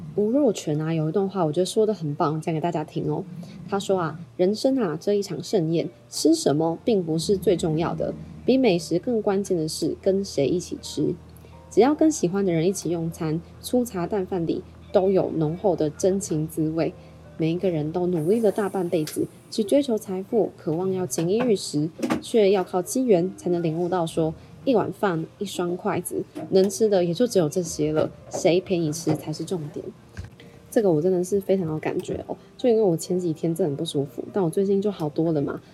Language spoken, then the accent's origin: Chinese; Taiwan; 我台湾人嘛